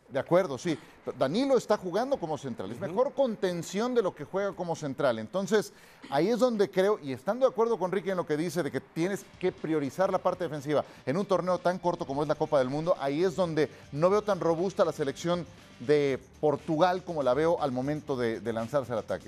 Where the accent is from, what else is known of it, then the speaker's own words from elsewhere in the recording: Mexico; por supuesto que no soy mexicanísimo